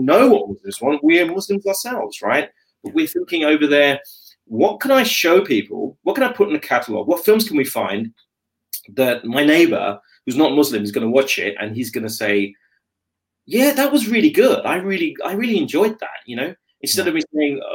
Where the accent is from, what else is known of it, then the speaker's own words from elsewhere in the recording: London, United Kingdom; I'm born in London. I'm very proudly British. I'm a Londoner.